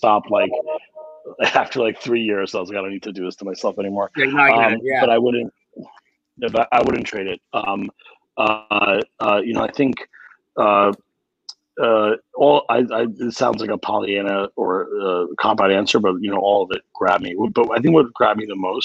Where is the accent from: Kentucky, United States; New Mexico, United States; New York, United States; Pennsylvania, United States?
New York, United States; New York City; grew up in Queens myself